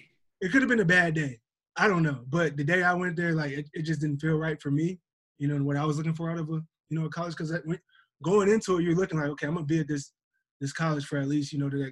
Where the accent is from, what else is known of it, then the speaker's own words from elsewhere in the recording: Minnesota, United States; I grew up in Minnesota. Like, my family, you know, grew up in Alabama. So, like, I have, like, a lot of Southern heritage in my family. My mom, dad, whole family, Selma, Alabama, country boys, all that.